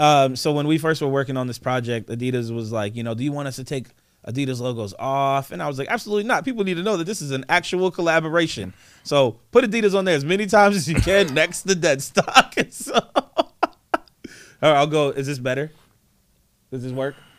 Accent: East Coast, United States; now in Portland, United States; I'm from the East Coast, man

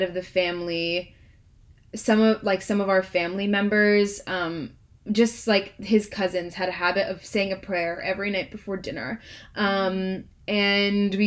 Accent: United States; as Indian Americans

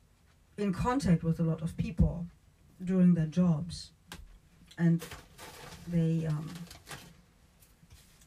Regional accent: Germany; moved away; I'm from Germany originally

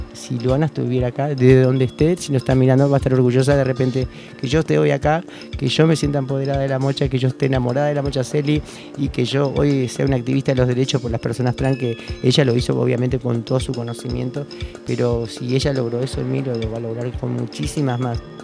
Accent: Pilar, Buenos Aires Province, Argentina; yo soy de Pilar, venía de Pilar

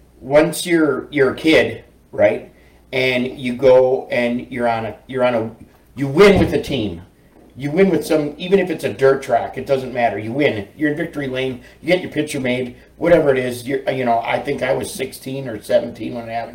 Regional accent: Wisconsin, United States; So when I'm growing up in Wisconsin

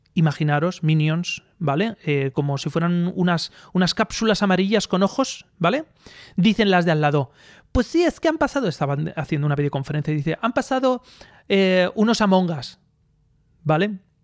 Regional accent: Aspe, Valencian Community, Spain; now in Elche, Spain; yo soy de Aspe, de Aspe

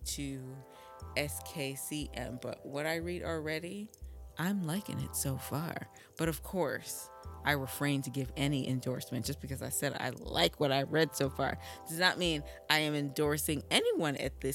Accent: Vermont, United States; now in Brooklyn, United States; I grew up in Vermont

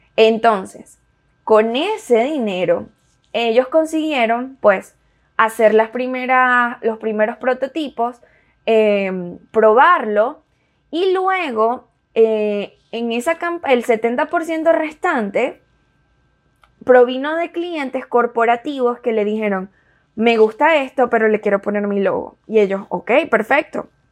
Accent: Venezuela; also born or lived in Miami; now in United States; nos tocó migrar

